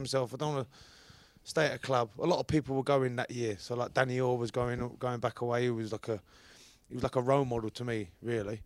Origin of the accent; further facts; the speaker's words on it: London, United Kingdom; accent: Cockney; moved away; also born or lived in St Helens; you have to be born in London Hospital, which Bow Bells is just up the road